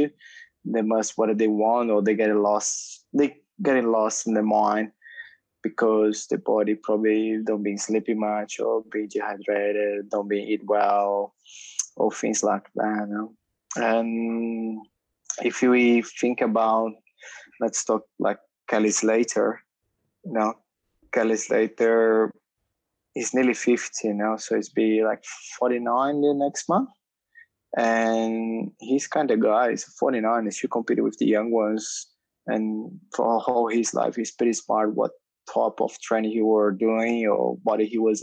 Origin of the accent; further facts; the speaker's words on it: São Paulo, Brazil; moved away; I grew up in Brazil, São Paulo, big city